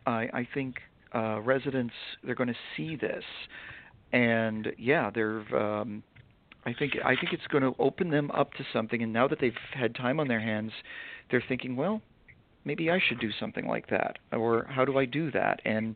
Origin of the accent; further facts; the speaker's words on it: New England, United States; also born or lived in York County, Pennsylvania; now in Harrisburg, United States; I'm from New England originally, but I've lived in Pennsylvania for 20 years. I lived in York County for most of my time here. But when I moved up here, I bought this house in Harrisburg and moved here. I live in the city